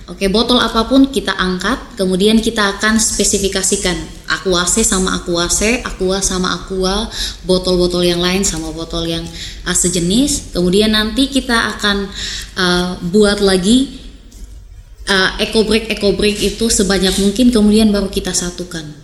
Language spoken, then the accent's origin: Indonesian; East Nusa Tenggara, Indonesia; Lem lem lilin itu kita orang Sumba bilang itu lem lilin, kemudian digabungkan.